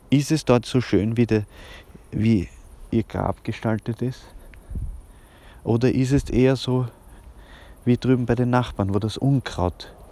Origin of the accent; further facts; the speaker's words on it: Vienna, Austria; ja, im, im, in Hernals, also eigentlich in Otterkring, aber wir sind da ja nicht so genau. Ich bin, bin ein waschechter Wiener. Mein Vater kommt aus der Steiermark, meine Mutter aus Ungarn, wienerischer geht es gar nicht.